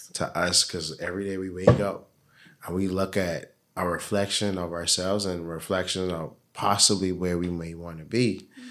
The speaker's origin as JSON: {"language": "English", "country": "Bahamas", "tie": "born or raised there", "said": "growing up in the Bahamas, in the Caribbean"}